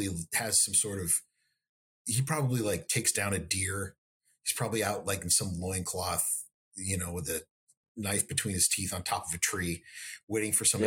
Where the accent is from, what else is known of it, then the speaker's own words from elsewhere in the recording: Texas, United States; as a Texan